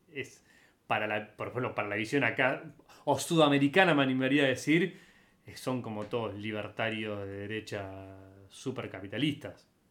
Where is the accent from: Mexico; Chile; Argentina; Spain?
Argentina; yo como argentino